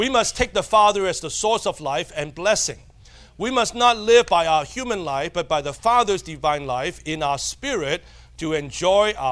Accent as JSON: {"language": "English", "country": "Hong Kong", "said": "I'm a Chinese from Hong Kong"}